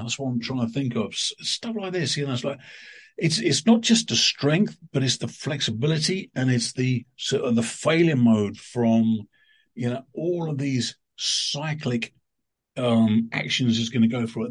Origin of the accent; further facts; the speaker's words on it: United Kingdom; there's a company in my in my hometown in in in coast of the UK